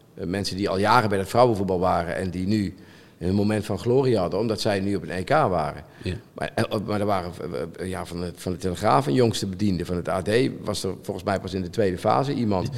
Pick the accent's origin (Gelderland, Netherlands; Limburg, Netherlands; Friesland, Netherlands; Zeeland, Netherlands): Limburg, Netherlands; moved away; ik ben opgegroeid in Limburg vroeger